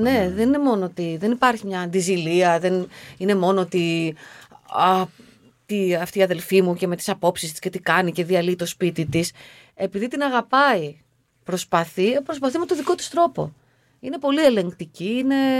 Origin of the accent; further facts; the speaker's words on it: Aigio, Western Greece, Greece; γεννήθηκα στο Αίγιο σε μια μικρή ναι. πόλη που όλα αυτά τα, τα, τα βλέπαμε, τα ζούσαμε.